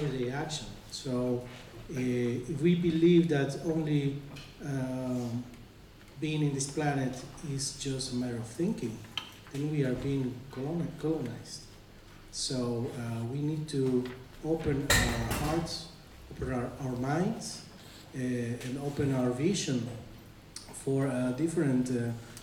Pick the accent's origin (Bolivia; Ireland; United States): Bolivia; I come from Bolivia